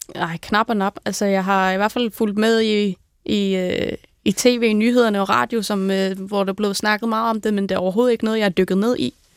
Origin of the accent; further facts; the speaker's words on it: Greenland; moved away as an adult; now in Denmark; derhjemme, altså hjemme i Grønland